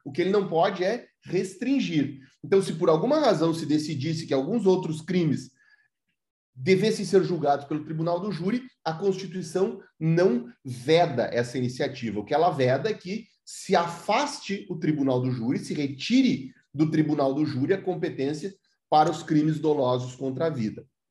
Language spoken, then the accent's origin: Portuguese; Santa Maria, Rio Grande do Sul, Brazil; eu sou de Santa Maria, Rio Grande do Sul